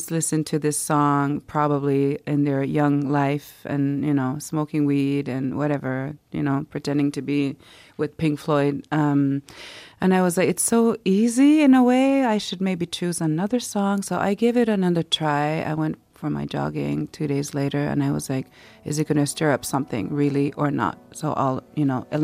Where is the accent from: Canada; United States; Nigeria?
Canada; Quebec; We uh-huh. would go to this small town in Ivujivik near my hometown where my adoptive family are originally from